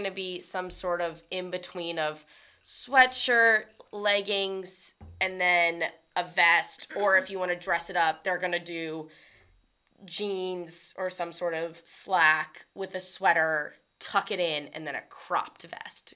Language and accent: English; the North, United States; moved away as an adult; now in Auburn, United States; coming from the North